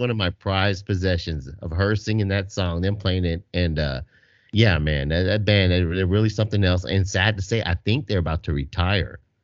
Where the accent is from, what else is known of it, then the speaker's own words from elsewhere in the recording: Texas, United States; I'm from Texas